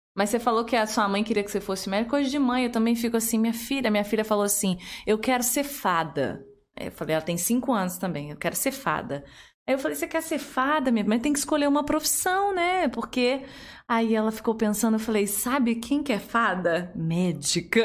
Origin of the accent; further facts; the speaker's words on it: Curitiba, Paraná, Brazil; now in Volta Redonda, Brazil; eu sou de Curitiba, mas já tô aqui há 15 anos